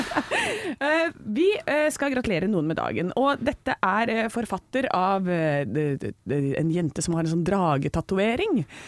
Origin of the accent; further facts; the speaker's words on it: Hønefoss, Buskerud, Norway; 38 fra Hønefoss